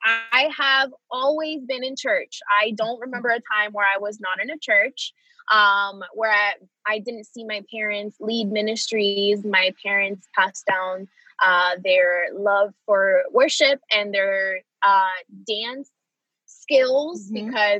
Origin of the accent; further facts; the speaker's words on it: Florida, United States; also born or lived in Puerto Rico; So like I said, I was born in Puerto Rico and I moved to Florida when I was either I was about to turn 8 or I was already 8.